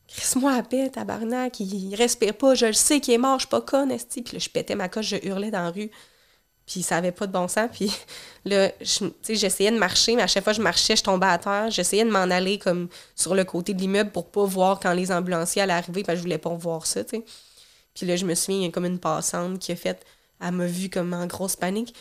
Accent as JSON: {"language": "French", "town": "Rivière-du-Loup", "region": "Quebec", "country": "Canada", "moved": "yes", "said": "la ville d'où je viens, dans le coin de Rivière-du-Loup"}